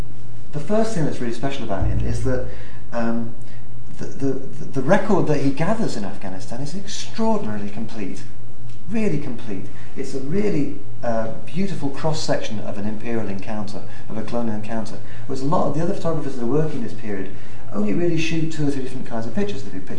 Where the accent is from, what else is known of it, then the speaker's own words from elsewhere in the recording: Nigeria; born there; and I was born in Nigeria